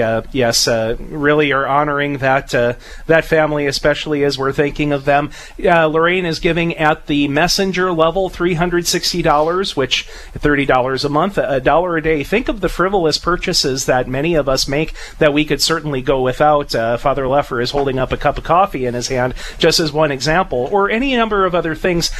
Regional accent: Napoleon, North Dakota, United States; the good people of my hometown in Napoleon

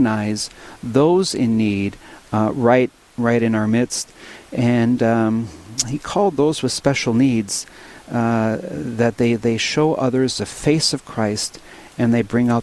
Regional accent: Williston, North Dakota, United States; also born or lived in Mandan, North Dakota; now in Dickinson, United States; In Williston, my hometown, my old stomping grounds

